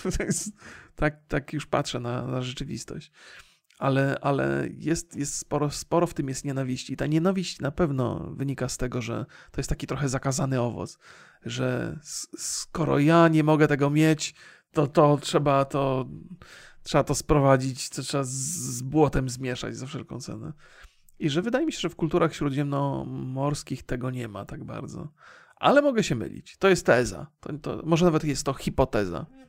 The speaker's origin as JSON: {"language": "Polish", "country": "Poland", "tie": "born or raised there", "said": "ja się wychowałem na filmach wojennych będąc młodym człowiekiem, zwłaszcza jeszcze w tym kraju, kiedy nie było filmów z Ameryki"}